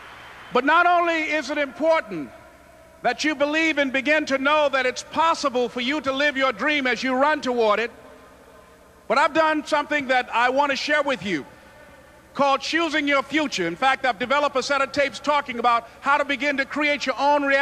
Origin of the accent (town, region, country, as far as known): Miami, Florida, United States; born or raised there